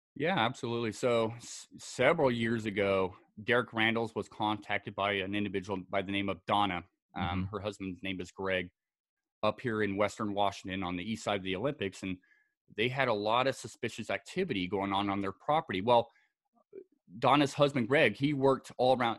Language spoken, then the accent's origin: English; Scotland, United Kingdom; also born or lived in Southern California; now in United States; I was uh, born and raised in Scotland